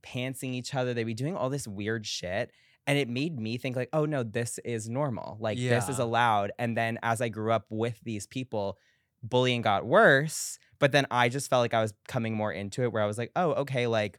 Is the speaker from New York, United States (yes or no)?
yes; New York, United States; Well, for Long Island, I lived like middle of Long Island, so an hour to the Hamptons, hour to the city by train